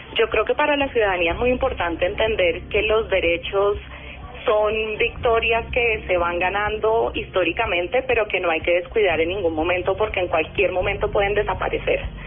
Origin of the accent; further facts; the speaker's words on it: Colombia; como colombiana